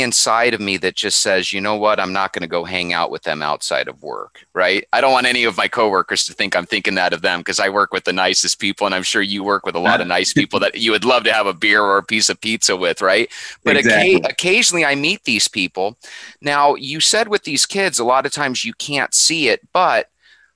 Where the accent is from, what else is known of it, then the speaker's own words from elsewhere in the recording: Phoenix, Arizona, United States; growing up in Phoenix, Arizona